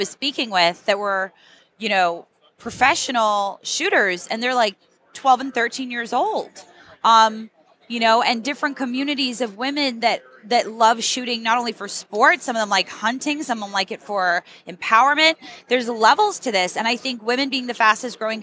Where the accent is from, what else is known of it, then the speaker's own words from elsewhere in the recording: Las Vegas, Nevada, United States; Vegas is my hometown